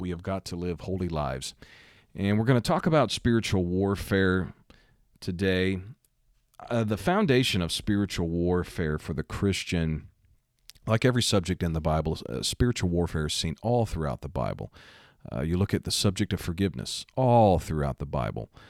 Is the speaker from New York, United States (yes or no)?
no; Missouri, United States; my home state, Missouri.